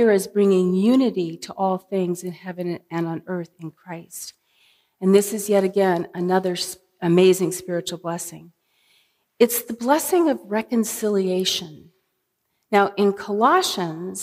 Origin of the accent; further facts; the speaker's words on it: California, United States; being a Californian